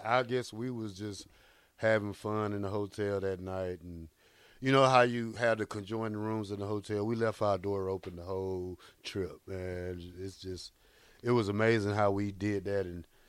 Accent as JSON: {"language": "English", "region": "Georgia", "country": "United States", "also_born_or_lived": "Nebraska", "moved": "as an adult", "said": "I'm from Georgia."}